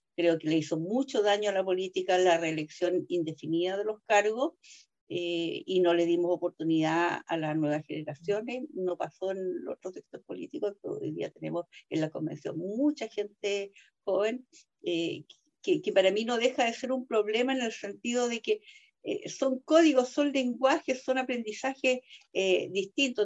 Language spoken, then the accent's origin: Spanish; Chile; mi país